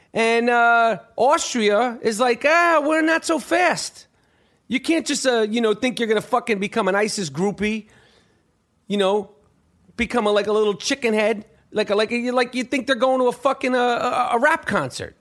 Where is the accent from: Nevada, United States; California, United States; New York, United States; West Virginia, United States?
New York, United States; moved away; I was from New York at the time, never been to Philadelphia. I'm six